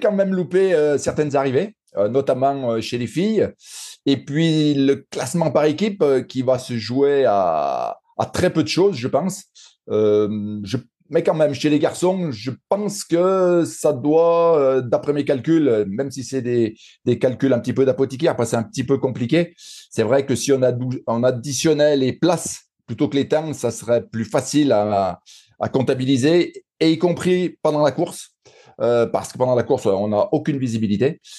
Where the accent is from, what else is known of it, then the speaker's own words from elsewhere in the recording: Saint-Étienne, Auvergne-Rhône-Alpes, France; accent: Stéphanois; par mon accent, on, voit que je suis un pur Stéphanois